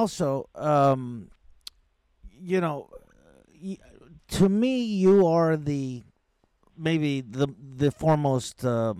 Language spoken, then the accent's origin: English; Indiana, United States; I'm from Indiana.